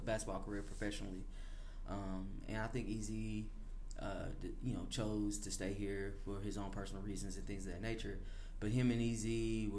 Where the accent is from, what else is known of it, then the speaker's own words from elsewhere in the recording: Chattanooga, Tennessee, United States; born and raised in Chattanooga